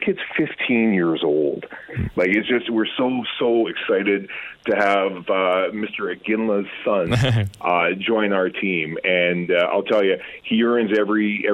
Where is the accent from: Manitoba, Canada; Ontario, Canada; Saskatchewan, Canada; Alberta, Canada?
Alberta, Canada; Grande Prairie; now in Edmonton, Canada; I'm from Grand Prairie. That's where I cut my teeth and figured things out.